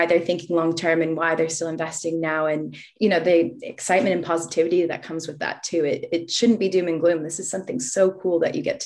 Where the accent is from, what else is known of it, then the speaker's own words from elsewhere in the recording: Boston, Massachusetts, United States; moved away as an adult; also born or lived in Los Angeles, United States; now in Australia; I come from Boston and I used to live in LA, but now I'm an Aussie citizen as well